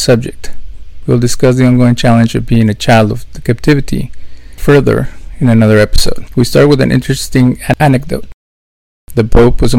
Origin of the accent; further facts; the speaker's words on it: Mexico; Growing up in Mexico